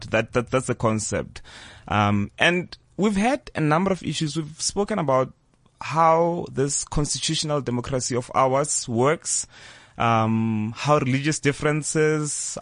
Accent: South Africa; as a South African, we're living in a much better place

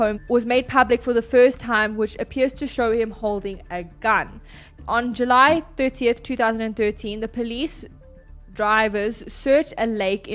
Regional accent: South Africa; we are from South Africa.

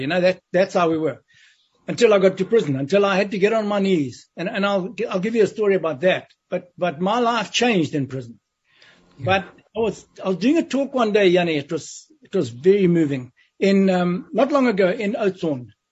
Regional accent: West Nicholson, Matabeleland South, Zimbabwe; a little place called West Nicholson in southern Rhodesia, which is now Zimbabwe. Mm-hmm. And, and that's where my life started.

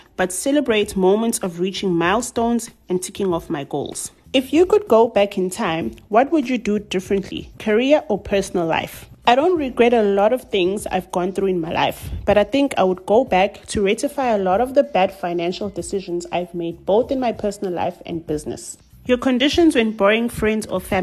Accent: Durban, KwaZulu-Natal, South Africa; I'm a 29-year-old young woman born and bred in Durban

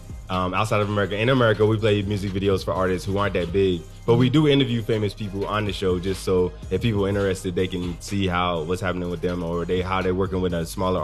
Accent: Kentucky, United States; moved away as an adult; also born or lived in New York; from Kentucky.

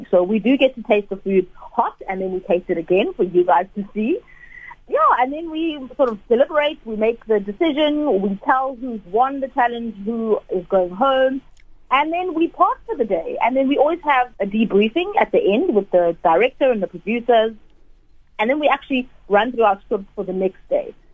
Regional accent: South Africa

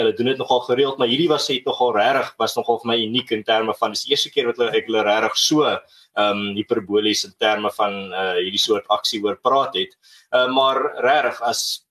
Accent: South Africa; ons as Suid-Afrikaners

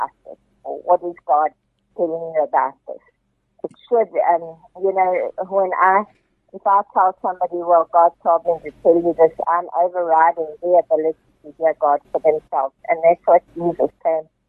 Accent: Johannesburg, Gauteng, South Africa; I'm from Johannesburg

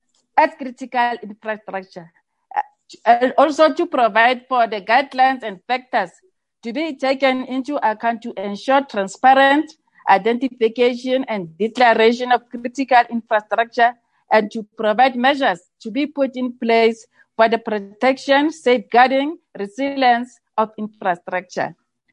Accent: South Africa; it is also our responsibility as South African citizens, civil society, and government to protect our infrastructure against all forms of criminal acts.

